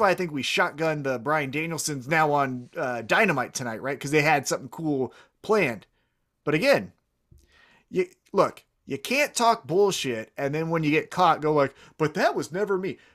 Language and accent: English; Kansas City, United States; I'm from Kansas City